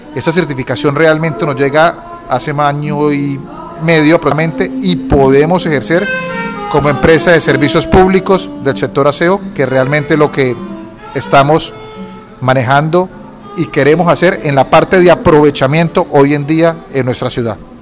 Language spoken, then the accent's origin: Spanish; Cúcuta, Norte de Santander, Colombia; soy cocuteño, tengo 40 años. En mi niñez estudié en el Colegio Domingo Sabio